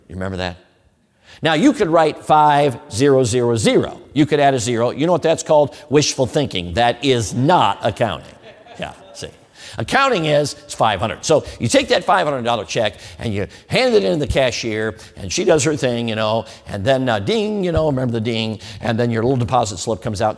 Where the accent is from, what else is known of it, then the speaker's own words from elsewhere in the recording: Chicago, Illinois, United States; I grew up in Chicago.